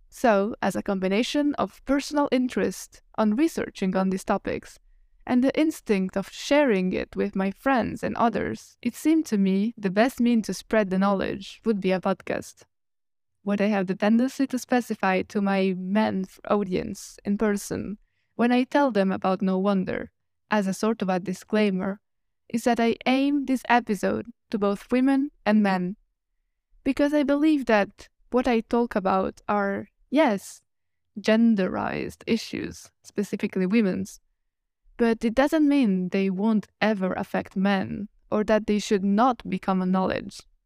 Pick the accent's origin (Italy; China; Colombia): Italy; English is a second language; moved away as an adult; also born or lived in Switzerland; I am from Italy, so my native language, it's not English.